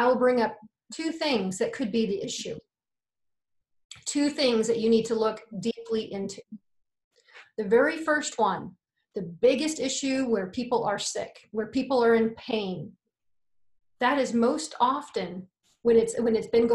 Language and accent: English; United States; I'm American